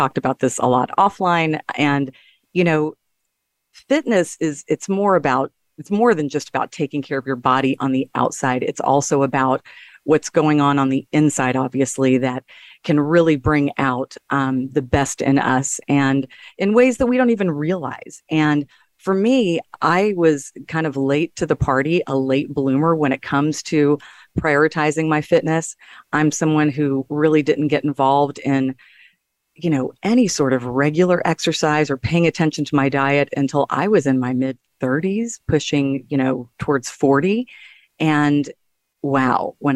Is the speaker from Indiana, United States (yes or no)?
no; Texas, United States; he's a Texan like I am